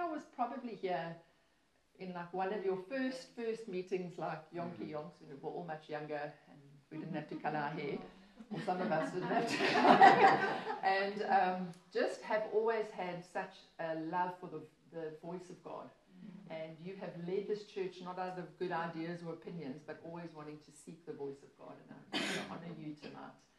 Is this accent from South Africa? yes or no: yes; Port Elizabeth, Eastern Cape, South Africa; I have been born and bred in Port Elizabeth